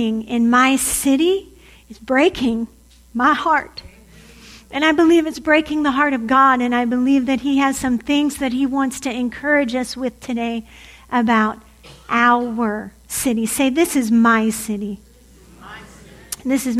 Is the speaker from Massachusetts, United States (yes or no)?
no; Warren, Ohio, United States; also born or lived in Tulsa, Oklahoma; I grew up in Warren, Ohio, born and bred